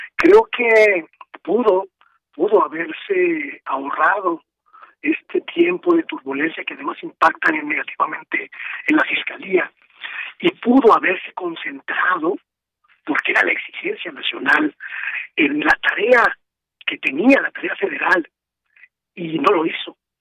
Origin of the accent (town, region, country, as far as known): Mexico